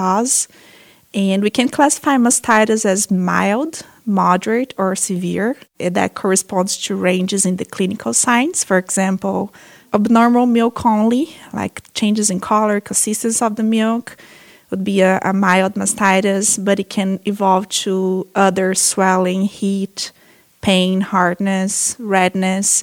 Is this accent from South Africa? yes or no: no; Brazil; moved away as an adult; also born or lived in Minnesota, United States; now in United States; I'm a veterinarian from Brazil. I came to the U.S. in 2010 to do my master's and PhD